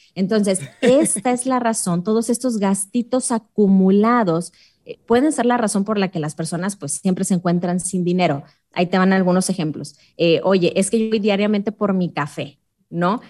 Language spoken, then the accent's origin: Spanish; Mexico; es muy inseguro mi país